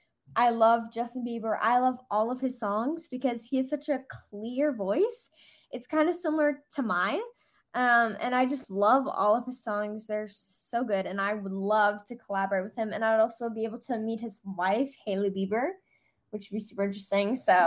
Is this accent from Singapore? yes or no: yes; Singapore; also born or lived in Austria; now in Los Angeles, United States; But I'm Austrian, but I grew up in Singapore, which I said at the beginning.